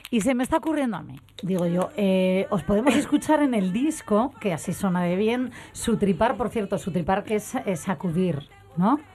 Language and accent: Spanish; Asturias, Spain; aquí en Asturias es verdad, yo de pequeñina también me apuntaron a baile regional